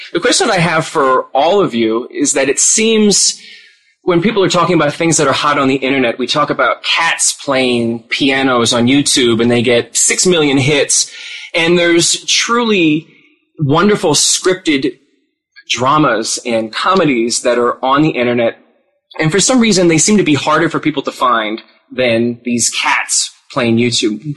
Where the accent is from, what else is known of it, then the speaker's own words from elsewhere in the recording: Philadelphia, Pennsylvania, United States; I'm from Philadelphia